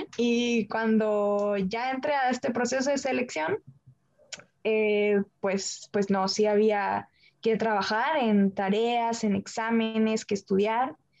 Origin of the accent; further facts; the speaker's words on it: Baja California, Mexico; siendo mexicana, siendo de aquí de Baja California